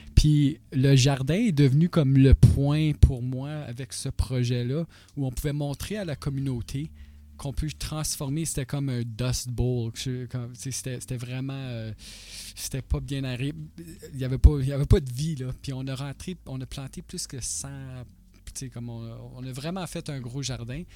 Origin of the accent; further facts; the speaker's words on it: North Bay, Ontario, Canada; also born or lived in Toronto; now in North Bay, Canada; Je venais de North Bay